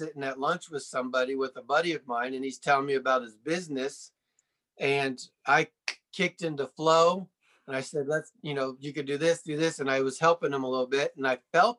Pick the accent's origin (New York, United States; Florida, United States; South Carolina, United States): Florida, United States; Sarasota; moved away as an adult; also born or lived in Fort Lauderdale, Florida; now in Colorado Springs, United States; I grew up in Florida, Sarasota to be specific